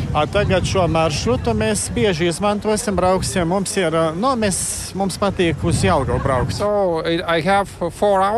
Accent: Joniškis, Šiauliai County, Lithuania; no mažiem šauļiem, un es no Joniškiem. Mēs katru gadu starp svētku periodu braucam kaut kur uz Latviju.

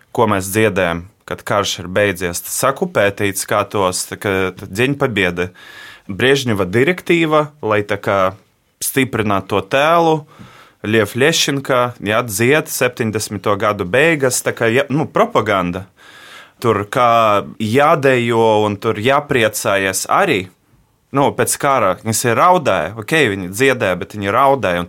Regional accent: Riga, Latvia; es piedzimu šeit, un visu mūžu šeit nodzīvoju. Piedzimu Rīgā, esmu pridzinieks

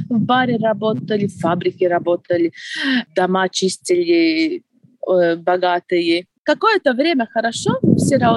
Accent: Preiļi, Preiļi Municipality, Latvia; moved away as an adult; Я родилась в Прейле, э, училась, жила и вернулась тоже в Прейле. Я уехала очень-очень давно, еще э, в студенческие времена, в 1999 году.

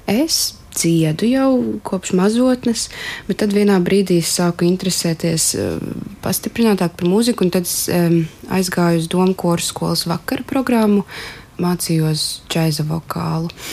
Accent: Mālpils, Vidzeme, Latvia; Es esmu augusi arī ne no Rīgas, es nāku no Mālpils

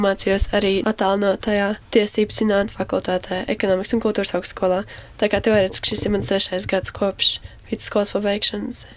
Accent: Saldus, Kurzeme, Latvia; moved away as an adult; also born or lived in Riga; tagad esmu kurzemniece

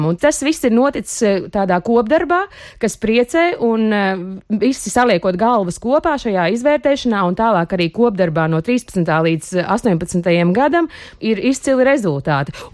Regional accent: Latvia; Jo nu, mēs esam visi latvieši, nu, mēs darbojamies visi viena mērķa labā.

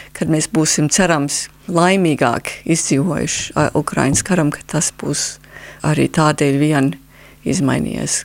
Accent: Canada; Latvian is a second language; now in Latvia; es esmu kanādas latvieta vai Latvijas kanādieta.

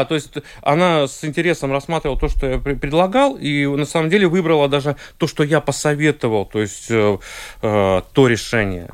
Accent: Liepāja, Latvia; also born or lived in Saint Petersburg, Russia; хоть я родился в Питере, но, но достаточно быстро, ну, два или три года мне было, мы переехали в Латвию

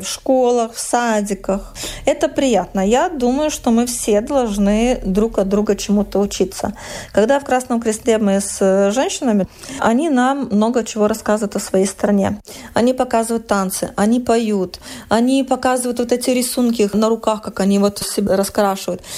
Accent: Vilnius, Vilnius County, Lithuania; moved away as an adult; now in Kragerø, Norway; Я из Вильнюса

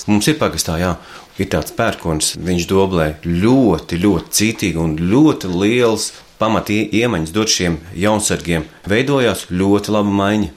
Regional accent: Latvia; mēs beidzot esam latvieši

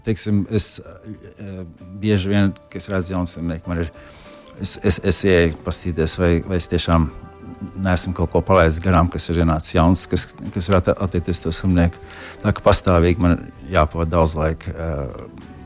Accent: Latvia; moved away as an adult; also born or lived in Florida; now in United States; no, no Latvijas

